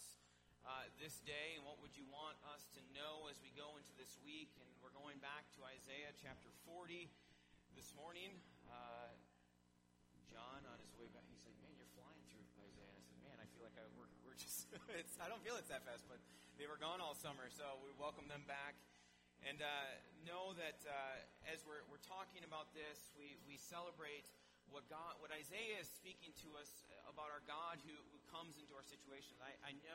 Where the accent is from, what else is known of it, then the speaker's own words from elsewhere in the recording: Wisconsin, United States; now in Minnesota, United States; my home state